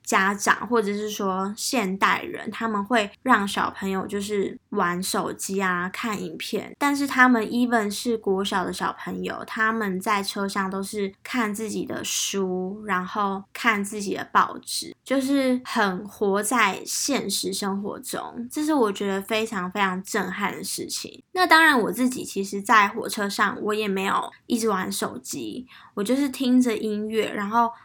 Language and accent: Chinese; Taiwan; 他就知道我是台湾人